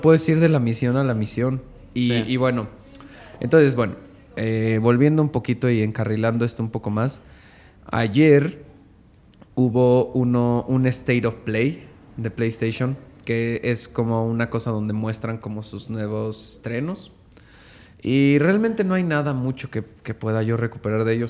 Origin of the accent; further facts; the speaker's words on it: Mexico; Como mexicanos